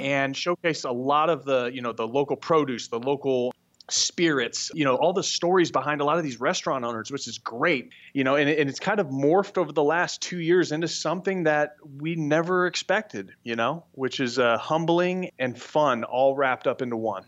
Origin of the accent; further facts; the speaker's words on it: Scottsdale, Arizona, United States; we're all from the Scottsdale area